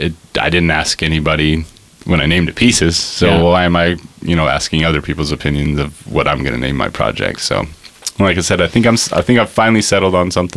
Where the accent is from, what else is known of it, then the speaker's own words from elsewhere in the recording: Great Falls, Montana, United States; I am from Great Falls, Montana.